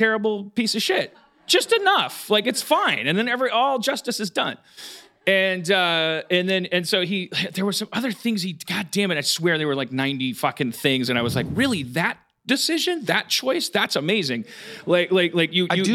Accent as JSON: {"language": "English", "region": "Wisconsin", "country": "United States", "moved": "yes", "said": "We're from Wisconsin"}